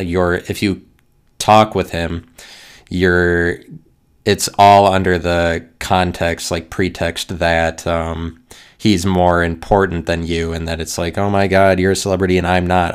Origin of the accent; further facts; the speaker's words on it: United States; me being an American